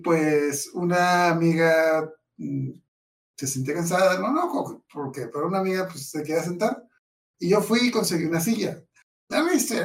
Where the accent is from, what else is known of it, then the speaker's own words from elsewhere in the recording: Mexicali, Baja California, Mexico; Yo soy de Mexicali